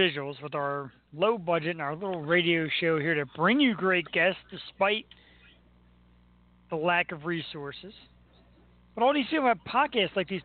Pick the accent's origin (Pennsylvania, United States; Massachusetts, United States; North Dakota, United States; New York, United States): Pennsylvania, United States; Philadelphia; We are from Philly